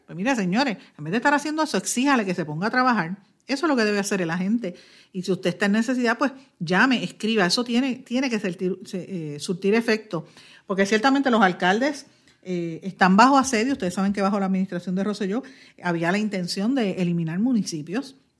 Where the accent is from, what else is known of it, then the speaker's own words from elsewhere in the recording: Puerto Rico; somos todos puertorriqueños